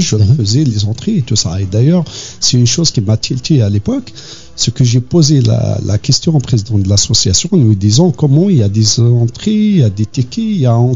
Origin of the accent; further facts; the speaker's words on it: Kabylie, Algeria; on est kabyle, on est bien, on est content, on aime bien danser, on a bien soi-disant inculquer cette culture à nos enfants